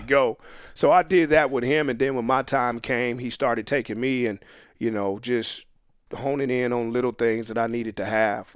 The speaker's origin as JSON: {"language": "English", "town": "Phoenix", "region": "Arizona", "country": "United States", "tie": "born or raised there", "moved": "as an adult", "said": "Born and raised in Phoenix, Arizona"}